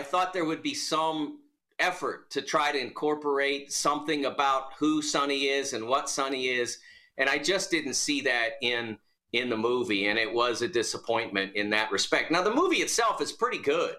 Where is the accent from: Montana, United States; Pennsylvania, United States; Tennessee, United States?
Pennsylvania, United States; Pittsburgh; I grew up in Pittsburgh. Pittsburgh was not a basketball place. And my high school, Elizabeth Forward